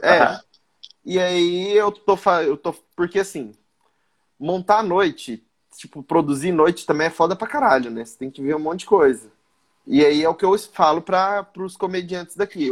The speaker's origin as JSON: {"language": "Portuguese", "region": "Mato Grosso", "country": "Brazil", "said": "eu sou do Mato Grosso"}